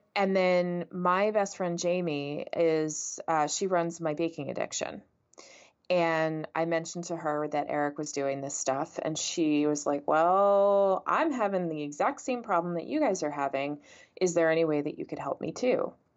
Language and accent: English; San Antonio, Texas, United States; moved away as an adult; also born or lived in Florida / New Jersey / England; I was born and raised in San Antonio, Texas